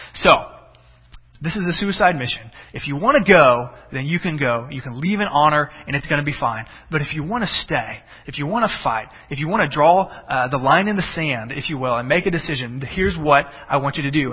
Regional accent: Texas, United States; now in Illinois, United States; I'm from Texas.

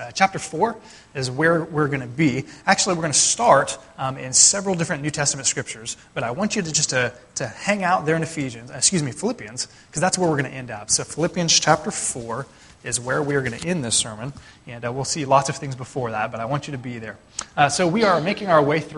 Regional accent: United States; as American Christians

